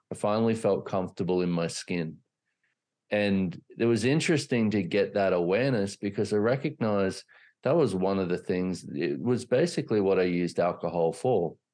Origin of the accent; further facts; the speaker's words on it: Australia; I grew up in Australia